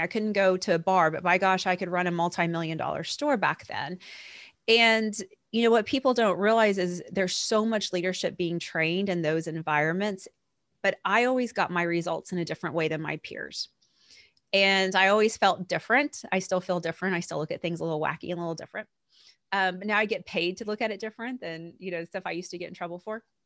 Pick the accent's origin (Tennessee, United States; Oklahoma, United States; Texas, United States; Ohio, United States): Oklahoma, United States; I was born and raised in Oklahoma